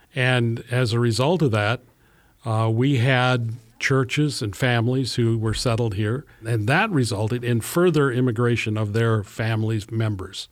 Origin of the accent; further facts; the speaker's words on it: Eldora, Iowa, United States; my hometown of Eldora, was officially founded